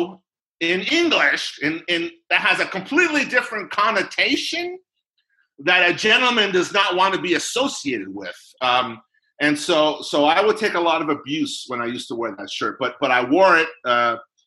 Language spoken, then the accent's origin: English; San Jose, California, United States; now in Sacramento, United States; when I was growing up in San Jose